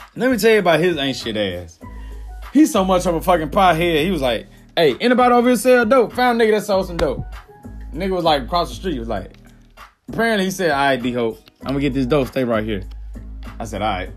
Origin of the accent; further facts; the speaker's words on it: Mississippi, United States; accent: country; I'm from Mississippi.